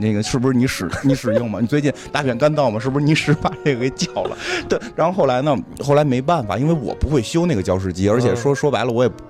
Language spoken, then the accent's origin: Chinese; Beijing hutongs, China; 因为咱们都是胡同里长大的，